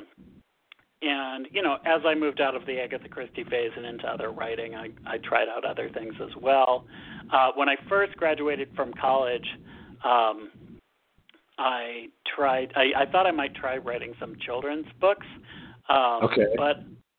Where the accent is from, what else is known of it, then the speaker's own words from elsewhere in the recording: Massachusetts, United States; also born or lived in San Francisco, United States / Boston, United States; I grew up in Massachusetts